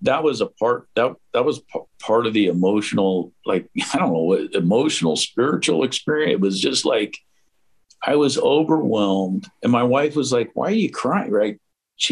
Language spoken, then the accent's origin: English; Los Angeles, California, United States; now in Portland, United States; born and raised in LA, but I'm more than half my life now here